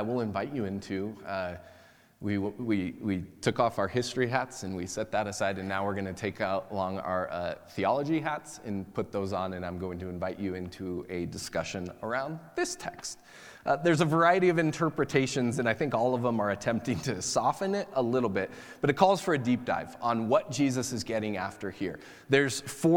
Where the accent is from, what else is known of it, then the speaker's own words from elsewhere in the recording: United States; by nature of being American